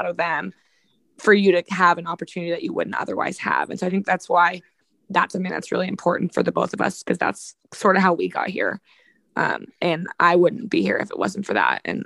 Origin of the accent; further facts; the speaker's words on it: Sacramento, California, United States; I'm from Sacramento. I grew up like 10 minutes from downtown